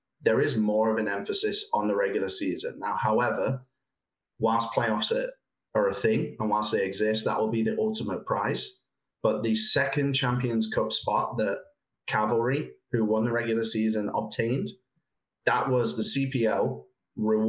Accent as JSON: {"language": "English", "region": "England", "country": "United Kingdom", "moved": "yes", "lives_now": "Canada", "said": "I'm from England"}